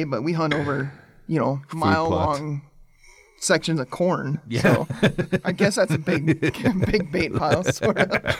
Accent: South Dakota, United States; We're South Dakota.

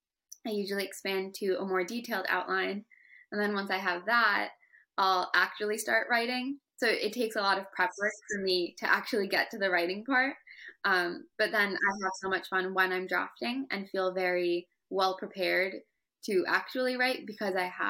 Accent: United States; My parents immigrated here from Pakistan, and I was born in America

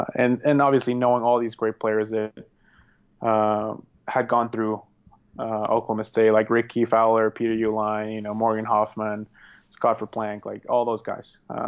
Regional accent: Norway; English is a second language; because he's representing Norway and we're both from Norway.

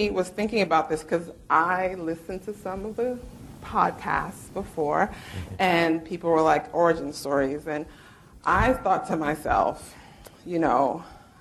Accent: New York City, New York, United States; also born or lived in Syracuse, New York; I'm from Brooklyn, New York City, where they paint murals of …

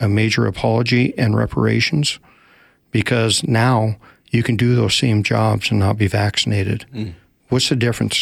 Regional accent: Rock Springs, Wyoming, United States; moved away as an adult; also born or lived in Olympia, Washington / Korea; now in Spokane, United States; my hometown, which is Rock Springs, Wyoming.

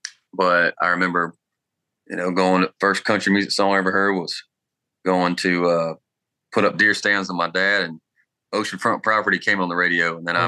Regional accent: Harlem, Georgia, United States; Yeah, little one red light town outside of Augusta.

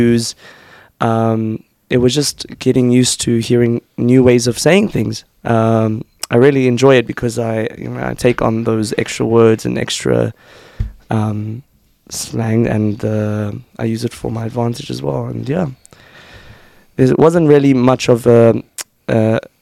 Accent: Cape Town, Western Cape, South Africa; moved away as an adult; now in Israel; I'm from South Africa, Cape Town.

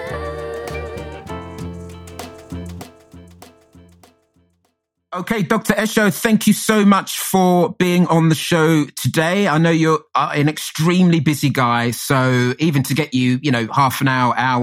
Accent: London, United Kingdom; I grew up in Hackney

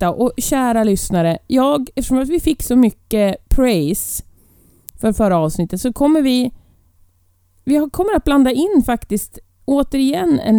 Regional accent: Ireland; Jag är uppvuxen på Irland.

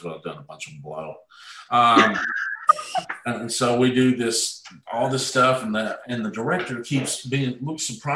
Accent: Mount Juliet, Tennessee, United States; I'm from Mount Juliet.

